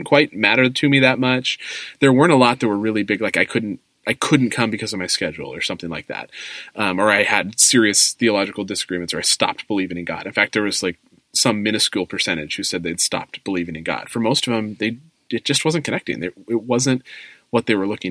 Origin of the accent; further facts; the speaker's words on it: California, United States; now in Chicago, United States; We live in Chicago, but we're from California. And this year, we're moving back home